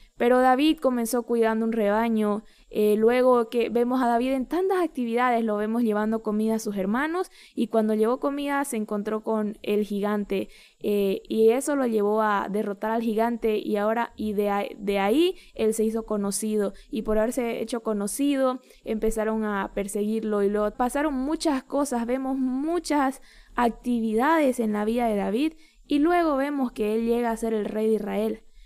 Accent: Bolivia; un pastor demasiado significativo en mi país ha partido con el Señor

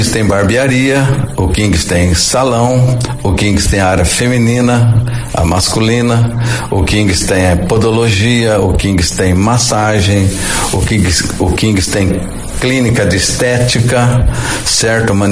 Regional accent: Araçatuba, São Paulo, Brazil; born there; Eu nasci na cidade de Aracatuba, né, estado de São Paulo. Depois a gente veio vindo na Noroeste, Aracatuba, Valparaíso, Três Lagoas, Andradina.

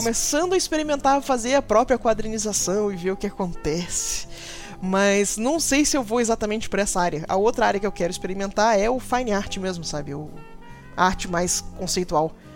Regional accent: Macaé, Rio de Janeiro, Brazil; eu fui criada no interior. Eu, fui criada, eu sou do Rio uhum. e eu uhum. fui criada numa cidade chamada Macaé

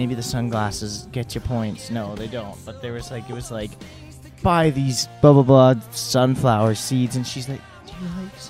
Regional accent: Salt Spring Island, British Columbia, Canada; moved away; I grew up on this small little island in BC called Salt Spring Island. Only 10,000 people live there. And it's pretty gorgeous.

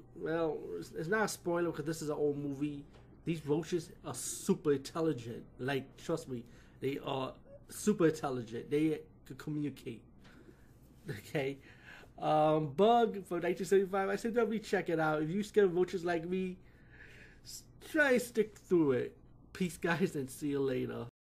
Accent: New York City, New York, United States; being a New Yorker

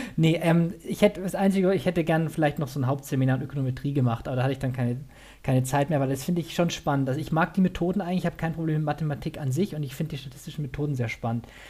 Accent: Bavaria, Germany; also born or lived in Saxony; ich bin eigentlich äh, gebürtiger Sachse, bin aber dann so zur Einschulung nach Bayern gezogen. Ich bin also eher süddeutsch sozialisiert

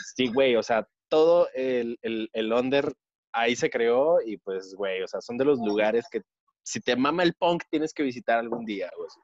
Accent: Sonora, Mexico; moved away; soy de Sonora

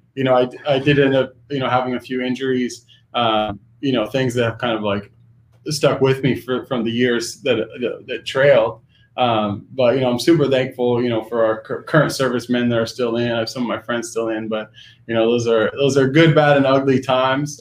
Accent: Pacific Northwest, United States; growing up in the Pacific Northwest

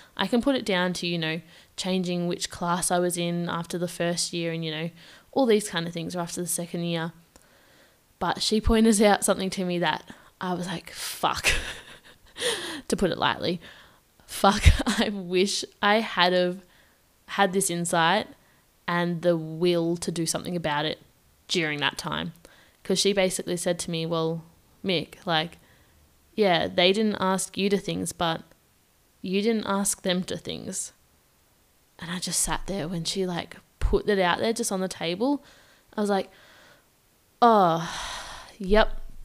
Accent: Victoria, Australia; moved away as an adult; now in Perth, Australia; I moved from my home state of Victoria, which is like three thousand kilometers away

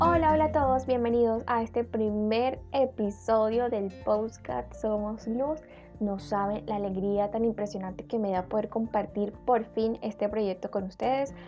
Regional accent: Barranquilla, Atlántico, Colombia; soy de Barranquilla, como ya lo suponen por mí

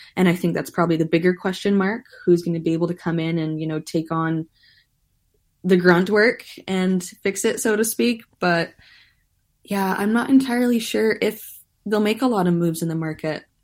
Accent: Canada; us Canadians

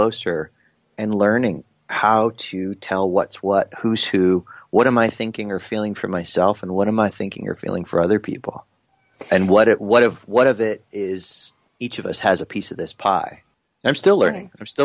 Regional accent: New York, United States; also born or lived in South Carolina; when I moved from South Carolina, where I was with him for a year, up to New York again to be with my mom

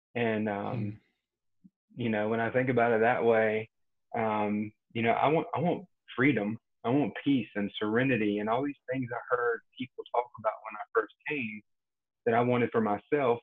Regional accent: Rocky Mount, Eastern North Carolina near Wilson, United States; now in Cary, United States; I'm from Eastern North Carolina near Wilson, Rocky Mount area

